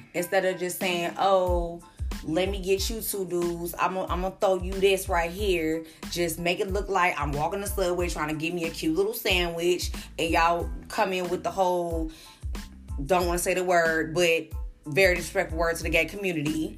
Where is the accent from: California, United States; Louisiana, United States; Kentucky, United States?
California, United States; Long Beach; also born or lived in Chicago; I am originally from Chicago, but I was born and raised in California, Eastside Long Beach